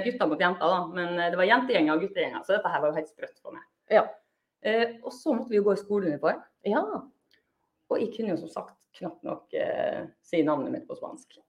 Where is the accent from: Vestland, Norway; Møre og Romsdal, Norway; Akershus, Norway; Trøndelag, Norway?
Møre og Romsdal, Norway; Molde; now in Bergen, Norway; jeg er fra Molde